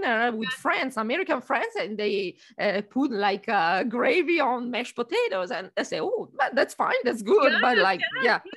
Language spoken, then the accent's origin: English; Italy; now in United States; for us Italian, eating is a pleasure